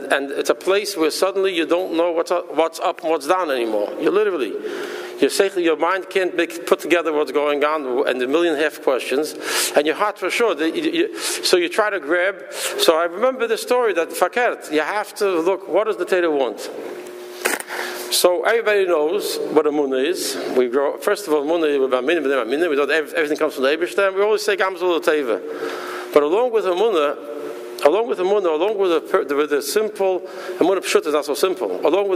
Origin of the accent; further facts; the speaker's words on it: New York City, New York, United States; moved away; also born or lived in Minnesota; I was born in Borough Park